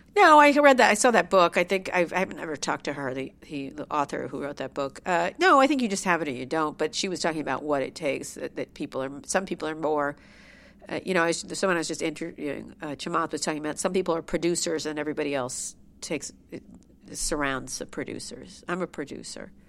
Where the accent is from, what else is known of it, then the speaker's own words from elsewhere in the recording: Princeton, New Jersey, United States; I grew up in a beautiful, large home, a gorgeous mansion